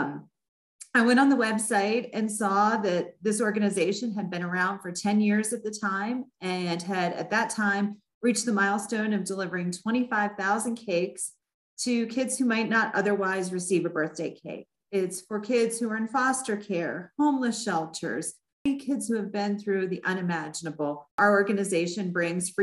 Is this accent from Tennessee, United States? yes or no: no; Pittsburgh, Pennsylvania, United States; moved away as an adult; now in Colorado, United States; I'm originally from Pittsburgh, Pennsylvania. My husband and I and our three children moved out to Colorado 6 years ago